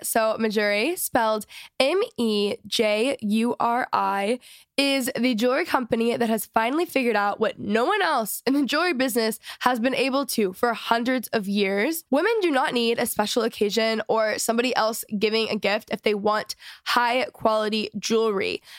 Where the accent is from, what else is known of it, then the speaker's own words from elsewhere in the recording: Dallas, Texas, United States; moved away; I'm from Dallas